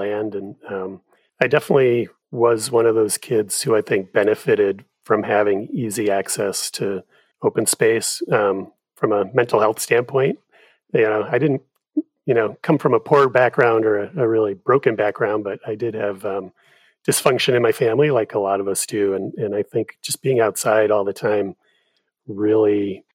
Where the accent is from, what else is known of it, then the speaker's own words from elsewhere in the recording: Illinois near Chicago, United States; now in Portsmouth, United States; I grew up in Illinois near Chicago